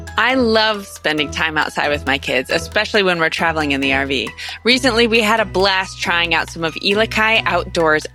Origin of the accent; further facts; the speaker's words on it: Northeast Missouri, United States; I'm from Northeast Missouri, so you know I can still claim it